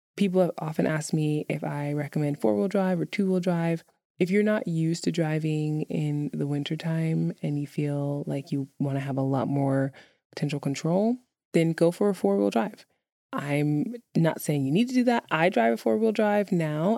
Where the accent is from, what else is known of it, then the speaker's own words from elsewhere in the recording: New York, United States; moved away; growing up in New York